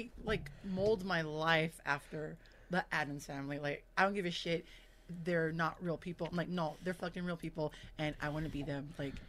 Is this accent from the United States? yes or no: yes; Los Angeles, California, United States; born and raised